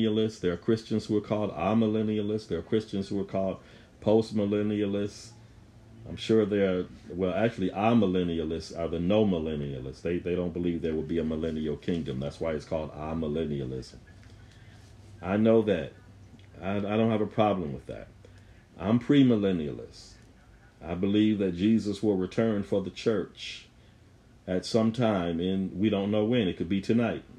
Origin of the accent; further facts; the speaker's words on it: Buffalo, New York, United States; I'm from Buffalo